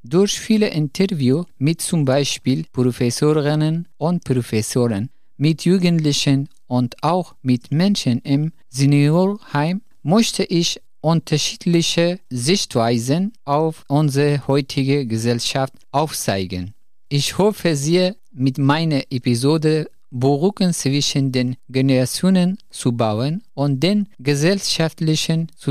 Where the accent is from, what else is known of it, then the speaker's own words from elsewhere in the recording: Afghanistan; German is a second language; moved away as an adult; now in Germany; Ich bin … und ich komme aus Afghanistan. Bevor ich nach Deutschland kam, habe ich zwei Jahre als Psychologe in der Kabul-Universität studiert.